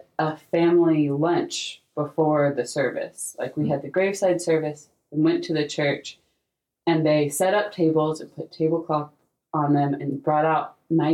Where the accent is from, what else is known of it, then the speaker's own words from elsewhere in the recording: North Carolina, United States; I grew up in North Carolina to many generations of North Carolinians.